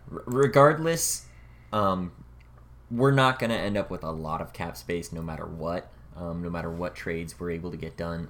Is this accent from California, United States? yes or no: yes; Bay Area, California, United States; moved away; I'm, I'm from the Bay Area originally